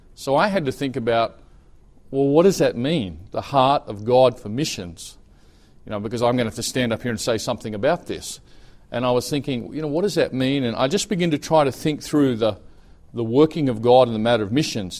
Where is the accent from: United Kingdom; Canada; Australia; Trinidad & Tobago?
Australia; moved away as an adult; also born or lived in Brisbane, Australia; now in Thailand; I'm Australian